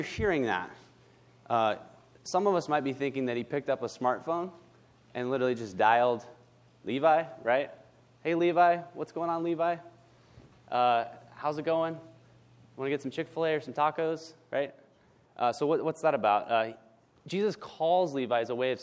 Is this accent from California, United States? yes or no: yes; Northern California, United States; now in Southern California, United States; I was born and raised in Northern California